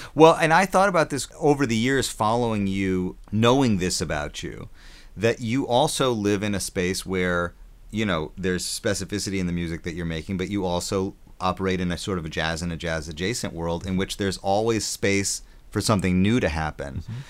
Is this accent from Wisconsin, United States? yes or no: yes; Wisconsin, United States; I grew up in Wisconsin